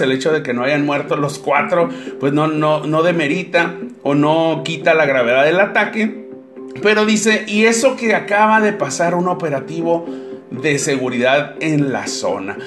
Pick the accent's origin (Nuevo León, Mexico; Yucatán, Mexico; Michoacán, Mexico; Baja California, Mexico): Baja California, Mexico; Tijuana; Para todos aquellos que somos pobladores de Tijuana